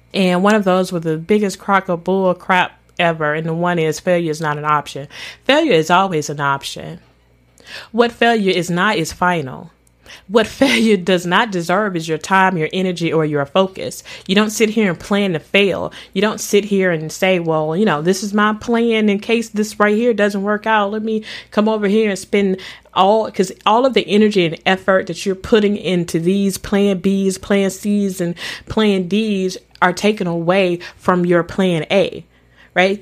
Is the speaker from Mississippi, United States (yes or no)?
yes; Mississippi, United States; accent: country; I'm from Mississippi. I am from the South